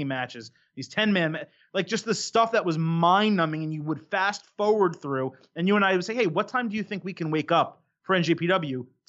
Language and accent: English; United States; I'm American